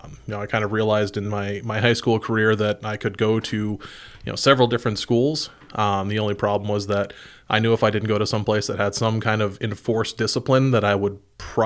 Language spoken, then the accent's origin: English; Brasher Falls, New York, United States; also born or lived in Nicholville; I grew up in Brazier Falls, lived there for several years, moved to another town called Nickelville, New York, which is also a tiny little town in the middle of nowhere.